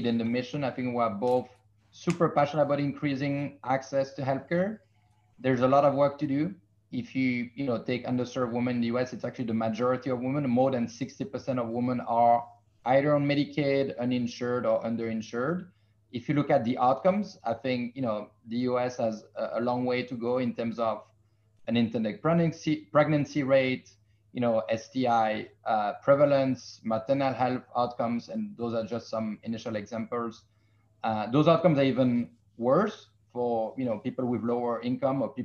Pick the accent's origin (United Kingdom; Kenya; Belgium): Belgium; now in United States; I'm from Belgium in Europe.